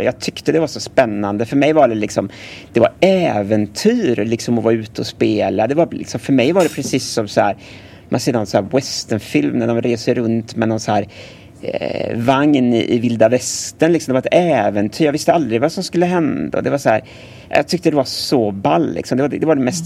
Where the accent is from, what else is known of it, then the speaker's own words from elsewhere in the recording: Gothenburg, Västra Götaland, Sweden; Jag är född här i Göteborg på 80-talet